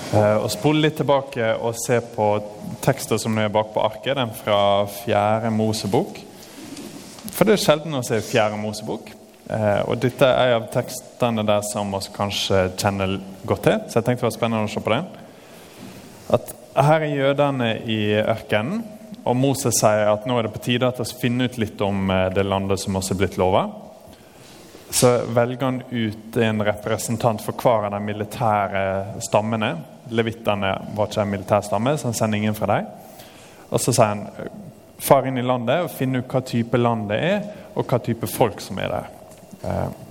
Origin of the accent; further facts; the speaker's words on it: Norway; som nordmenn